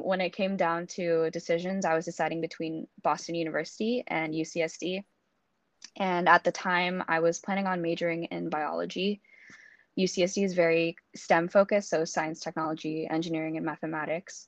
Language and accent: English; Singapore; moved away as an adult; also born or lived in San Diego, United States / Sydney, Australia; I was born and raised in Singapore, but I attended an American school my whole life